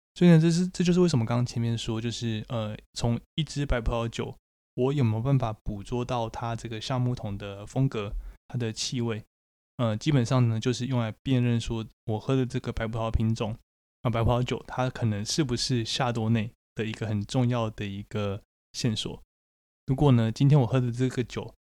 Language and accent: Chinese; Taiwan; 在台湾我们会说这个叫做土芭乐